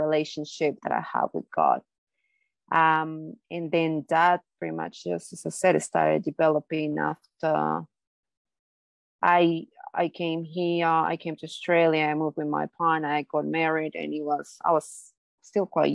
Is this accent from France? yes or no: no; Bolivia; moved away; I am from Bolivia, South America. So it's a very Catholic, country. Like that's a main religion there, I guess. So I grew up on Catholicism